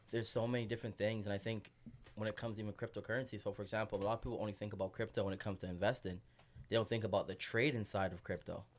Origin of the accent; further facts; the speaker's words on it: Toronto, Ontario, Canada; moved away as an adult; also born or lived in Vancouver; now in Montreal, Canada; born and raised in Toronto. Just moved to M T L last night